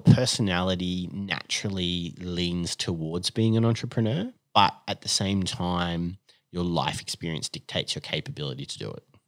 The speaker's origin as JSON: {"language": "English", "town": "Sydney", "region": "New South Wales", "country": "Australia", "tie": "born or raised there", "also_born_or_lived": "Perth, Western Australia", "said": "I grew up here in Sydney in the northern suburbs and, and have actually lived in the northern suburbs ever since."}